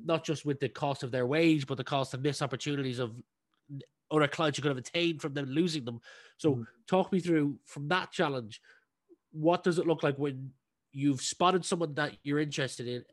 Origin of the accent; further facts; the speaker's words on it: County Meath, Leinster, Ireland; we grew up in the same county, County Meath